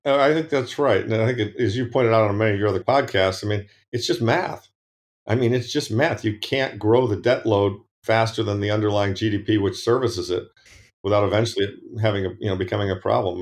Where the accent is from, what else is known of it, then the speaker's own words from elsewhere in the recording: Ann Arbor, Michigan, United States; moved away; I, I grew up in the Midwest, Ann Arbor